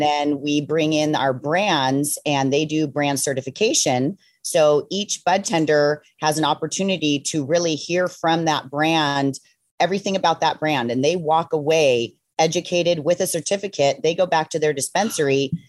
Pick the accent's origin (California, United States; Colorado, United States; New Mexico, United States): California, United States; Ojai; I grew up in Ojai, California.